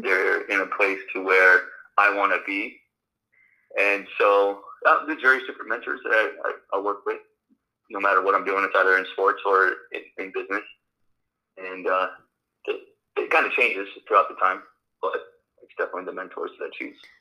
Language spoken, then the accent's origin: English; Los Angeles, California, United States; English is a second language; also born or lived in Romania; Uh, well, I grew up in Los Angeles, but I was born in Romania. I came to the United States when I was one